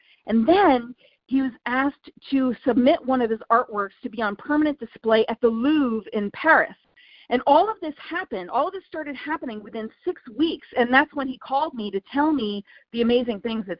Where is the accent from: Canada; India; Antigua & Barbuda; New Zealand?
India; So I'm very familiar with your work because I'm from India.